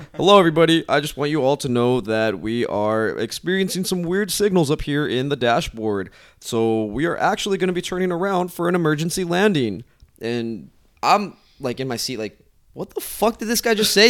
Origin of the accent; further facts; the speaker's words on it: Utah, United States; also born or lived in Guatemala; I am from Utah, so I live in Utah. I was originally born in Guatemala. I moved to Utah when I was two years old, and I've been there ever since.